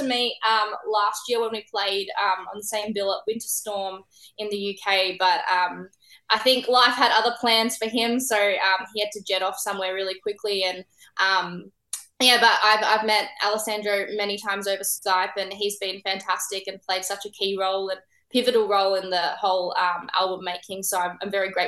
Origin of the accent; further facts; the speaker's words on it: Melbourne, Victoria, Australia; here in Melbourne, my hometown